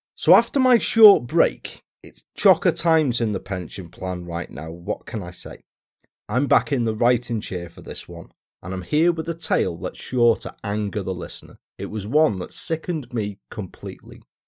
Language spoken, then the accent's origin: English; Wales, United Kingdom; my home country, down to South Wales